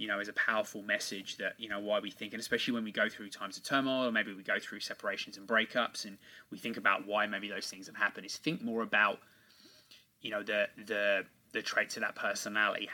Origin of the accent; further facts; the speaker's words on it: England, United Kingdom; born and raised in England.